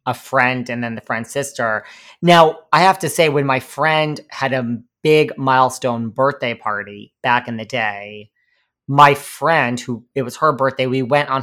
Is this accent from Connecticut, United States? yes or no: yes; Connecticut, United States; accent: New York; also born or lived in New York; now in New York City, United States; I grew up between New York and Connecticut and I have lived in New York City